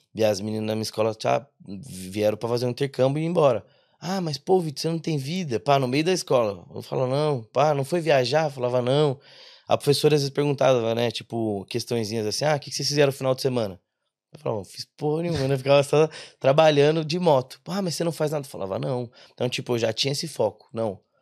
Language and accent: Portuguese; interior of São Paulo, Brazil; moved away as an adult; now in Ireland; a gente é do interior de São Paulo